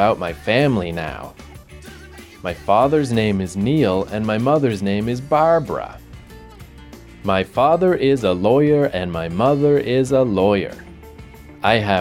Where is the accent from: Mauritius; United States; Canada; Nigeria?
Canada; Fredericton, New Brunswick; I was born on September 18th, 1979, in Fredericton, New Brunswick.